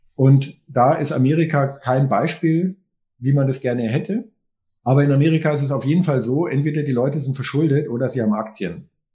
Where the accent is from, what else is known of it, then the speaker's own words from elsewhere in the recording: Germany; wir als Deutsche.